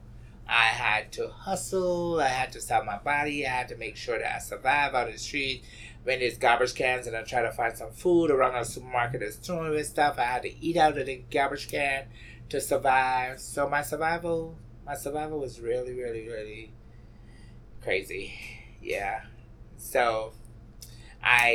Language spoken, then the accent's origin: English; Barbados; moved away as an adult; now in New York, United States; Growing up in Barbados, you had to fight.